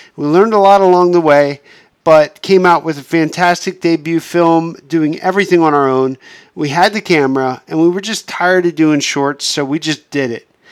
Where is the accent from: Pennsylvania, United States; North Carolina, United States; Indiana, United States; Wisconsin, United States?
Pennsylvania, United States; moved away as an adult; now in Los Angeles, United States; being stuck in my hometown in Pennsylvania